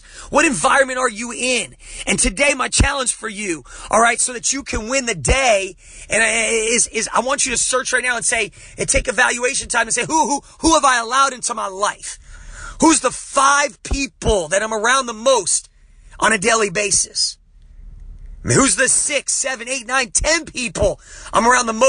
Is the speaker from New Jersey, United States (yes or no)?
yes; New Jersey, United States; I'm from Jersey, man. Growing up, you don't trust anybody